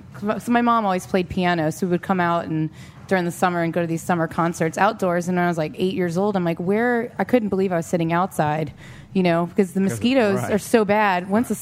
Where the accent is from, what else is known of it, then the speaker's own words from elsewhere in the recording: Marrero, Louisiana, United States; I grew up in Marrero on the West Bank.